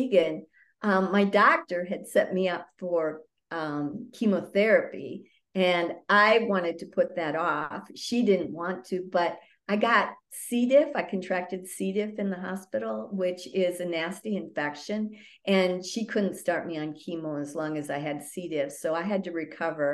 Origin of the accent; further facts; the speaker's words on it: northern Wisconsin, United States; I'm a cheesehead from Wisconsin.